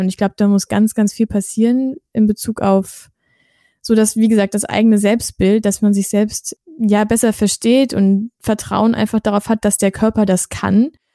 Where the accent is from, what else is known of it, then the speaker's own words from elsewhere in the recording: Germany; wir sind ja auch aus Deutschland